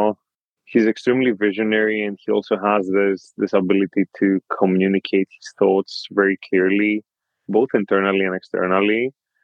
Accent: Greece; moved away as an adult; also born or lived in Europe / United States; I was born and raised in Greece

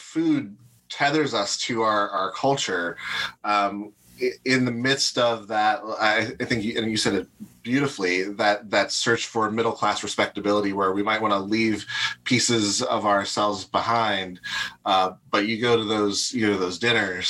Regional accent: Pittsburgh, Pennsylvania, United States; coming from Pittsburgh

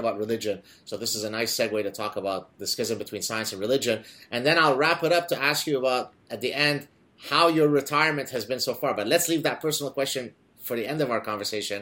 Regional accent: Lebanon; moved away; I come from Lebanon

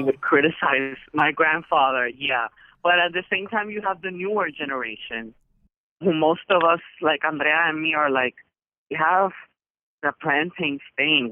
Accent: Puerto Rico; I am Puerto Rican wherever I go. I have American citizenship, but I am not American. I'm Puerto Rican.

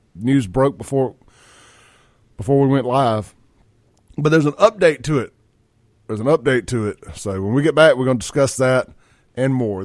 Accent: Jackson, Mississippi, United States; now in Brandon, United States; I grew up in South Jackson

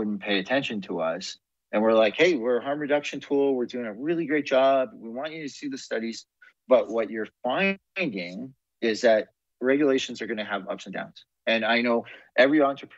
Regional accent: Canada; as a Canadian

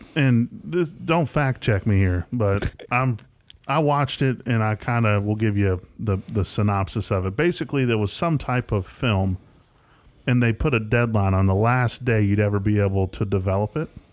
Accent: West Tennessee, United States; accent: Southern twang; he's not from West Tennessee, so he doesn't quite have the same Southern twang

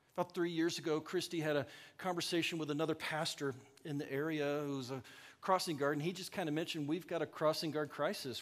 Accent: the South, United States; now in Ankeny, United States; I'm from the South

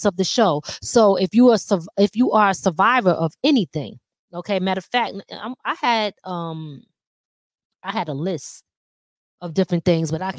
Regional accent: Philadelphia, Pennsylvania, United States; now in Rockland County, United States; Living in Philly, growing up in Philly.

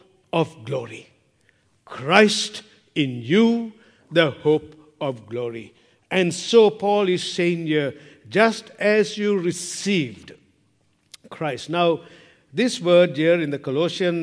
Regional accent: Sri Lanka; moved away; I'm from Sri Lanka

